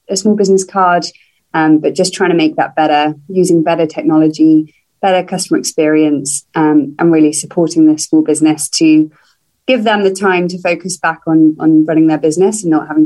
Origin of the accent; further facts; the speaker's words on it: London, United Kingdom; moved away as an adult; now in Atlanta, United States; as you can probably tell from my accent, I am I'm not originally from Atlanta. Um, I have recently moved to the city from London um, earlier this year.